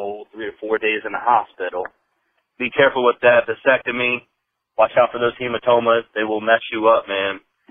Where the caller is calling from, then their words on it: Cincinnati, Ohio, United States; This is …. I'm calling from Cincinnati, Ohio.